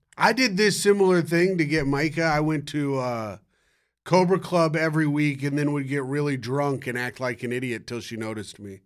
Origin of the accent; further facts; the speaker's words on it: Indianapolis, Indiana, United States; I'm from Indianapolis